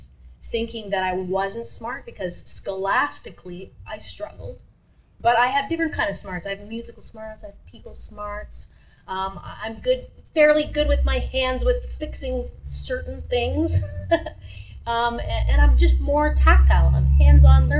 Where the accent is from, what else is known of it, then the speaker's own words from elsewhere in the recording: Sudbury, Ontario, Canada; I was born and raised here in Sudbury